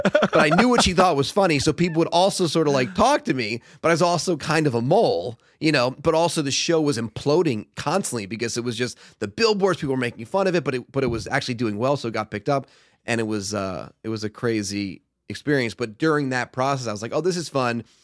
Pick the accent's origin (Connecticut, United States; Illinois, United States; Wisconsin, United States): Connecticut, United States; Stamford; moved away as an adult; also born or lived in Boston; now in Los Angeles, United States; I grew up in Stamford, Connecticut, home of W W E.